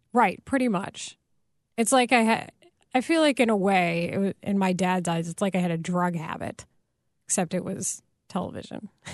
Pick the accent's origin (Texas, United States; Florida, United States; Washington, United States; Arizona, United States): Texas, United States; I grew up in Texas and I live primarily with my mom and she's white.